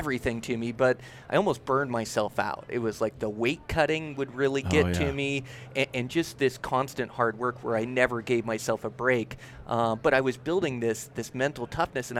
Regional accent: near Olympia, Washington, United States; now in Montana, United States; I was born little town just near Olympia, Washington. So Pacific Northwest

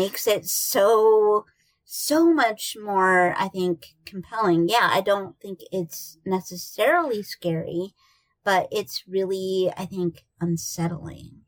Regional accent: Iowa, United States; I grew up in Iowa

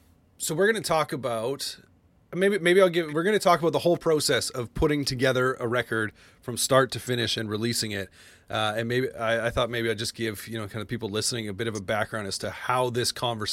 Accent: Alberta, Canada; Cause I grew up actually just outside Calgary, not originally from Edmonton

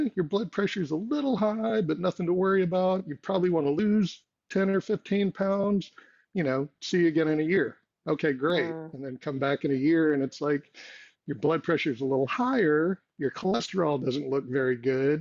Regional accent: Texas, United States; I grew up in Texas

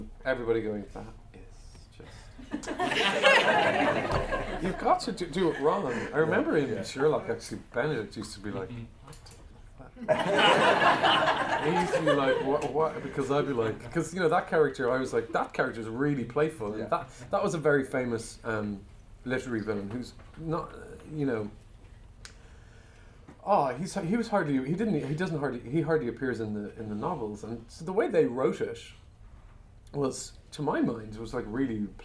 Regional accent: Ireland; I'm an Irish person

